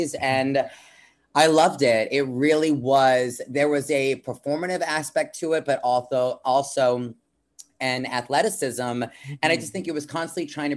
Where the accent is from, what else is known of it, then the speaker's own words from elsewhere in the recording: Long Island, New York, United States; I'm from Long Island, New York, you know, coming to you live from New York City right now.